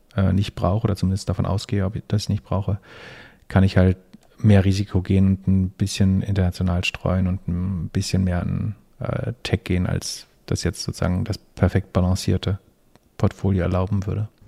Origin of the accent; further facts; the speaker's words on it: Germany; als Deutscher